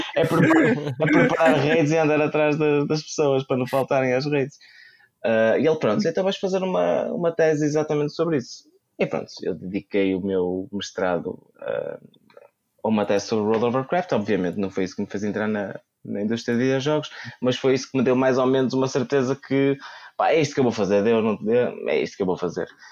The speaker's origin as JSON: {"language": "Portuguese", "town": "Braga", "region": "Norte", "country": "Portugal", "said": "Eu sou de Braga"}